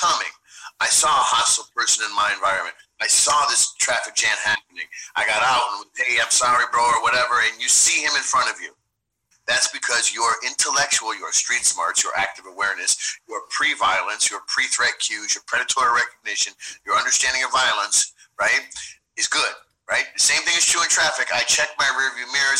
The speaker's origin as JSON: {"language": "English", "town": "Chicago Heights", "region": "Illinois", "country": "United States", "said": "I'm from Chicago Heights, Illinois"}